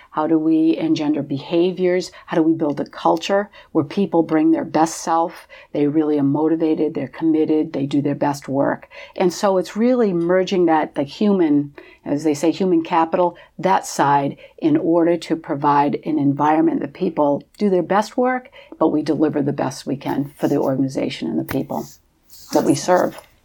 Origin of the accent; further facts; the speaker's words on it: Portsmouth, New Hampshire, United States; I am originally from Portsmouth, New Hampshire.